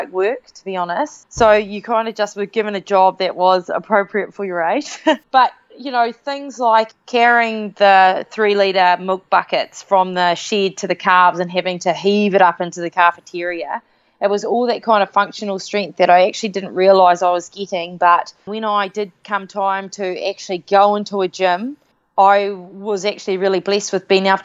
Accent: Te Pahu, Waikato, New Zealand; also born or lived in Hamilton, New Zealand / Auckland, New Zealand; So I was born in Hamilton in Waikato, New Zealand, and I grew up in a small rural settlement called Te Pahu

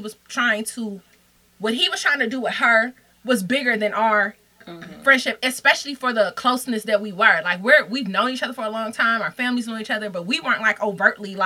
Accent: Detroit, Michigan, United States; moved away; I'm from Detroit

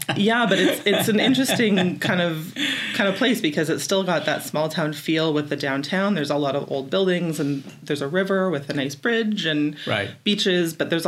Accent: Carleton Place, Ontario, Canada; also born or lived in Barrie; So I'm born and raised in Carleton Place and the rural areas just outside. I grew up in the country. So kind of had that small town iconic way of growing up, and was in the same school with people from kindergarten right through to OAC

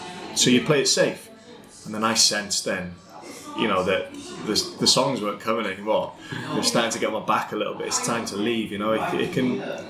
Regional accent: North Wales, United Kingdom; I'm a Welsh boy from North Wales.

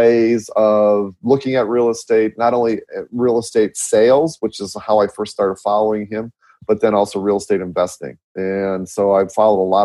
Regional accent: Midwest, United States; I'm from Midwest. I talk really super fast

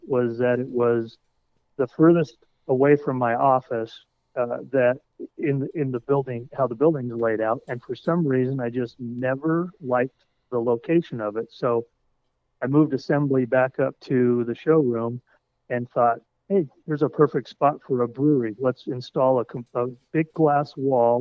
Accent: Colorado, United States; moved away as an adult; also born or lived in Detroit, Michigan / Chicago, Illinois; I'm from Colorado originally

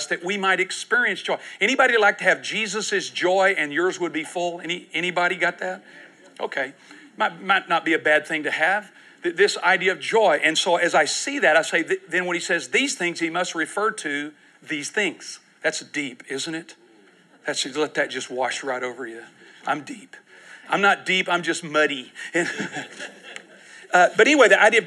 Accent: Houston, Texas, United States; I'm from Houston.

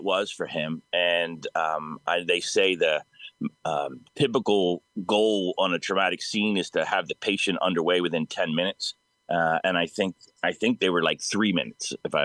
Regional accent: East Coast, United States; now in Sacramento, United States; I'm from the East Coast originally, so my family is all back there

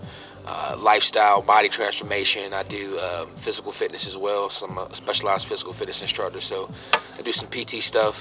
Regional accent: Chapel Hill, North Carolina, United States; also born or lived in Durham, North Carolina; Born and raised in Chapel Hill

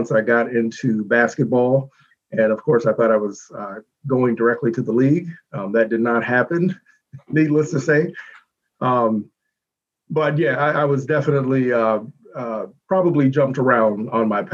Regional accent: Youngstown, Ohio, United States; moved away as an adult; also born or lived in Detroit / the Carolinas; I grew up in the Youngstown City School system

